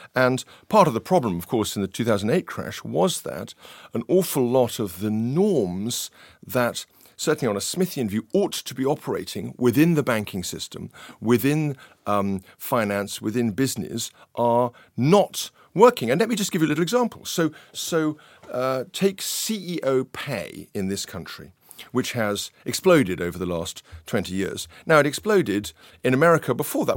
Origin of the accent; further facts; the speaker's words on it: London, United Kingdom; I grew up in this kind of, uh, North London, uh, environment